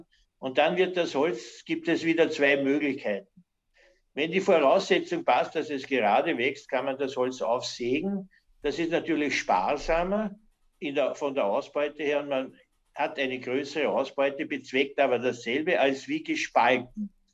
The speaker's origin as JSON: {"language": "German", "town": "Hollabrunn", "region": "Lower Austria", "country": "Austria", "also_born_or_lived": "United States / Canada", "said": "ich komme aus Hollerbrunn"}